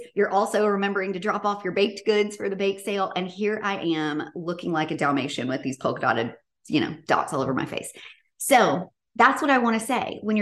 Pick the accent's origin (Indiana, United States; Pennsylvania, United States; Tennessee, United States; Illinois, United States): Tennessee, United States; Bartlett; I grew up in Memphis, Tennessee, in Bartlett